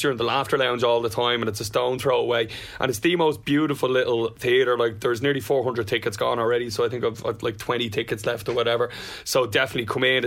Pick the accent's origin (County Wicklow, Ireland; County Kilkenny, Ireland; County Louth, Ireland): County Wicklow, Ireland; I grew up in Wicklow, it was medieval